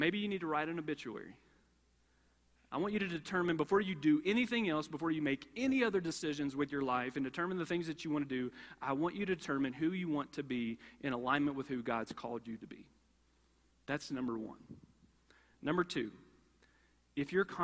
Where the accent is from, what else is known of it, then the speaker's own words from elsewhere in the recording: Kentucky, United States; I grew up in Kentucky, and growing up in Kentucky